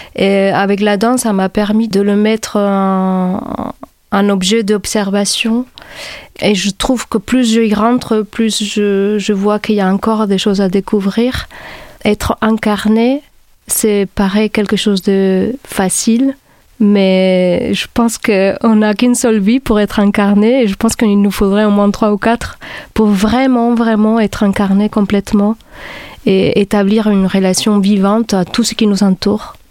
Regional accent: Barcelona, Catalonia, Spain; moved away as an adult; now in Montpellier, France; Je viens de Barcelone et je suis arrivée ici dans les années 2000

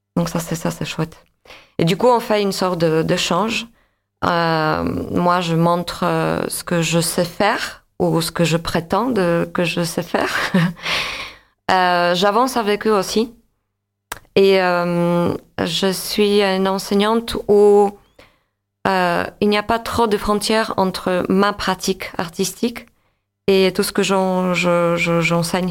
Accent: Łódź, Łódź Voivodeship, Poland; born or raised there; French is a second language; moved away as an adult; now in France

